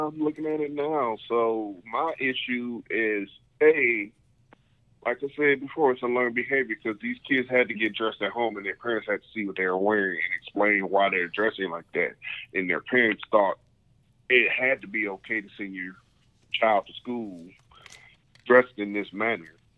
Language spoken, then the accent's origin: English; United States; being an American